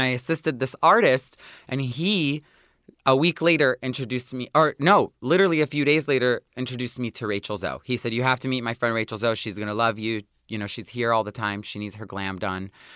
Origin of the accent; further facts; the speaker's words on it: Detroit, Michigan, United States; moved away as an adult; also born or lived in New York; I grew up in Detroit